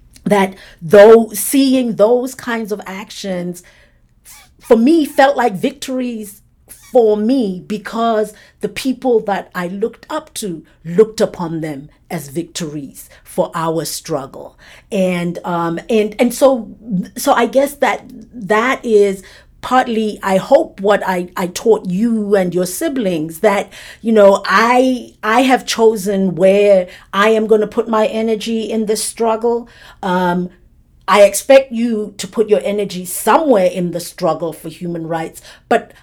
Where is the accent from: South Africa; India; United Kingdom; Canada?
South Africa; growing up under apartheid